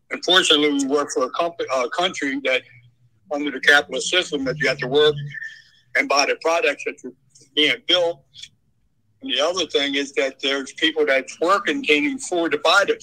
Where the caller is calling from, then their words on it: Hanover, Pennsylvania, United States; Hi, uh, yeah … from Hanover, Pennsylvania.